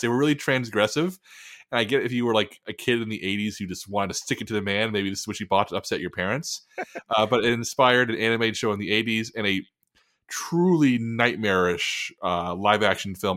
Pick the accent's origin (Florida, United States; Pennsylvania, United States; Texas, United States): Texas, United States; San Antonio; my hometown of San Antonio